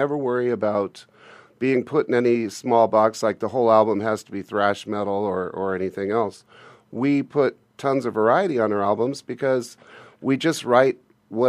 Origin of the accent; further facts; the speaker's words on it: Glendale, United States; also born or lived in Phoenix, Arizona; I was born in Glendale.